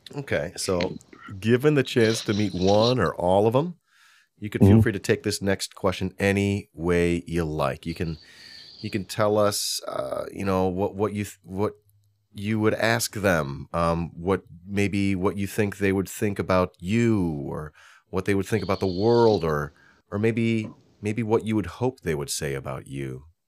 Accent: Hoffman Estates, Illinois, United States; I'm from Hoffman Estates.

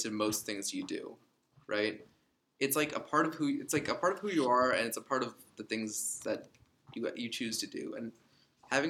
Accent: Canada; I was born in Canada

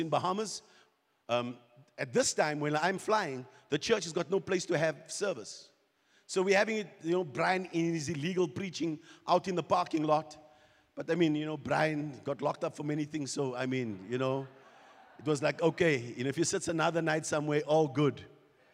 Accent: South Africa; We're from South Africa. We're Kingdom Life Embassy

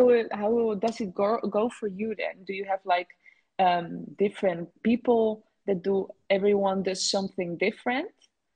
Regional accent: Netherlands; also born or lived in Barcelona, Spain; well, where I'm from, from the Netherlands. My father is Dutch, my mother is Dominican, but I was born in Barcelona, and I have been moving around between these different countries.

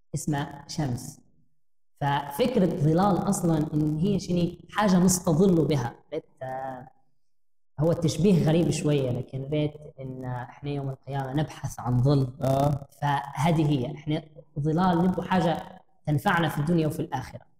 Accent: Libya; also born or lived in Jordan; إحنا كمواطنين ليبيين

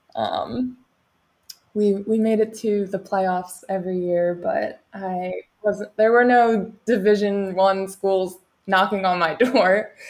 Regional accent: Cape May, New Jersey, United States; moved away as an adult; also born or lived in California; So, I am from Cape May, New Jersey. So, grew up at the beach

